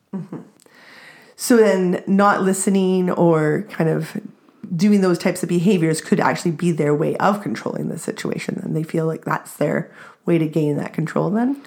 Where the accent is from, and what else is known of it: Canada